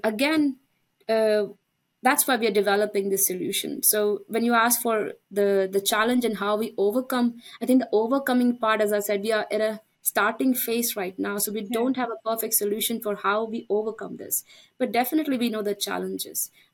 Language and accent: English; India; moved away; I'm Indian. That's my home country.